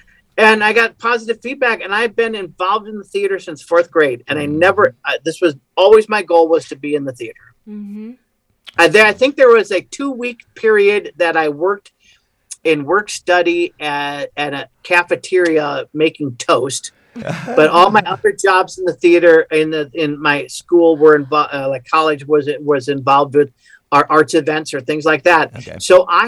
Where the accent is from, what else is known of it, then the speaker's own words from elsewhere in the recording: Mount Pleasant, Michigan, United States; Yeah, I'm from Michigan originally.